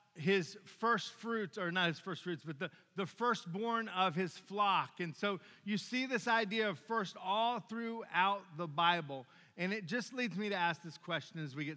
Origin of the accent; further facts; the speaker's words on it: Williamsburg, Virginia, United States; moved away; I've been to Busch Gardens a bunch of times growing up in Williamsburg, Virginia